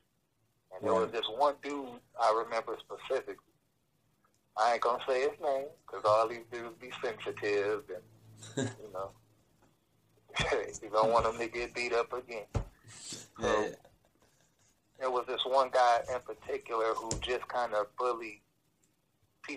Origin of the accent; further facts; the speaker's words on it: Detroit, Michigan, United States; also born or lived in Oak Park, Michigan; we moved from Detroit to Oak Park